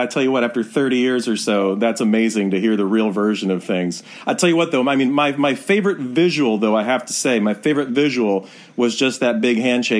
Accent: Detroit, Michigan, United States; grew up during the Bad Boys era. You know, so when I was a kid growing up in Detroit

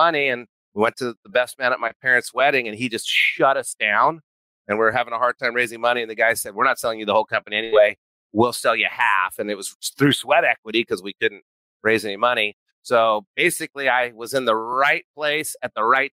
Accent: New Mexico, United States; I grew up in New Mexico

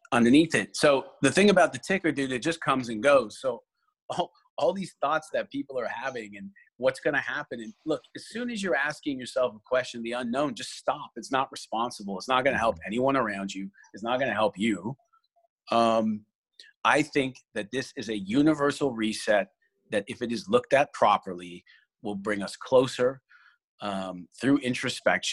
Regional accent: Canada; I'm Canadian

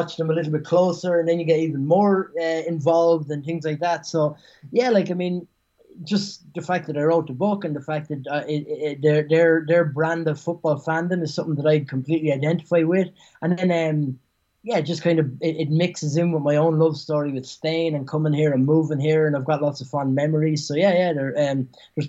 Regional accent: Ireland; moved away; I grew up in Ireland

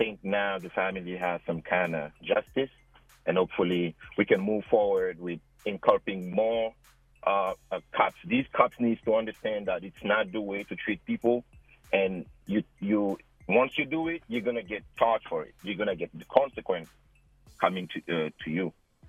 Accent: Kumasi, Ashanti, Ghana; I'm from Ghana.

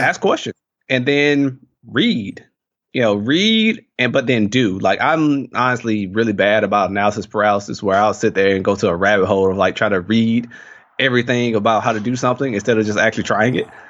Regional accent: Mississippi, United States; moved away as an adult; growing up in Mississippi, obviously people and attitudes are much different than what they are out here

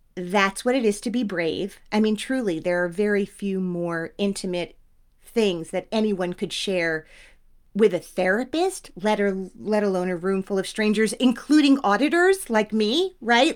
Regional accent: Teaneck, New Jersey, United States; I'm from Teaneck.

